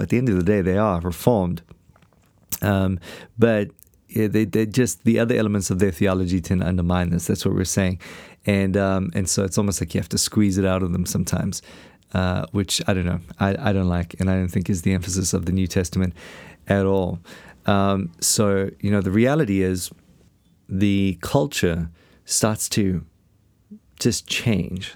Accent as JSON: {"language": "English", "country": "South Africa", "said": "I come from South Africa"}